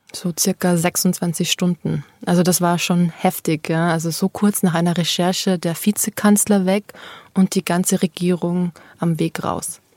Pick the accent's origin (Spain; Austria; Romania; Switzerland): Austria; bei Österreich, bei meiner Heimat